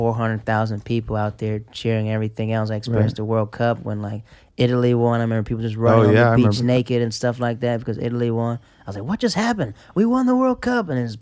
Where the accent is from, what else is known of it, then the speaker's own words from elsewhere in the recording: the south, Netherlands; I was from Caniberglan. They were shut down.